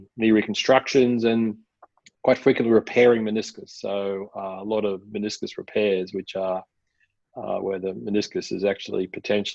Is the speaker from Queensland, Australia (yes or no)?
yes; Gold Coast, Queensland, Australia; I grew up on the Gold Coast